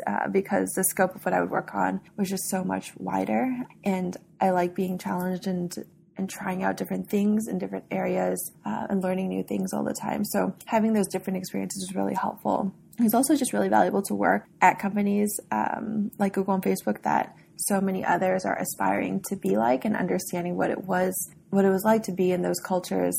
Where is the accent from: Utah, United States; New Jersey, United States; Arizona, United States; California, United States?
California, United States; the Bay Area; I grew up in the Bay Area.